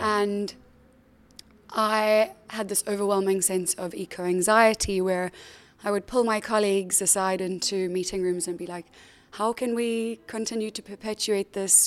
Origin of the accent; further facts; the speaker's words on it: South Africa; moved away as an adult; also born or lived in Cape Town; now in London, United Kingdom; I grew up in South Africa